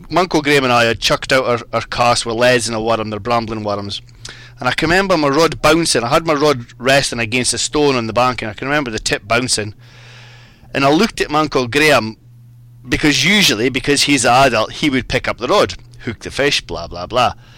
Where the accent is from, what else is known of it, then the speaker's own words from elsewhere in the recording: Hawick, Scotland, United Kingdom; now in England; I was brought up in the Scottish borders